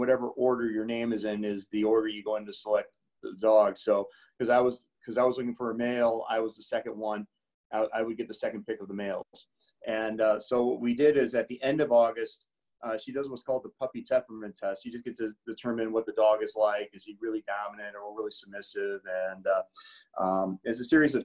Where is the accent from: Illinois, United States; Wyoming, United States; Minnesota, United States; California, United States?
Illinois, United States; Hinsdale; I was born in Hinsdale. I was born the youngest of five. I have three older brothers and an older sister. So I went to the local grammar school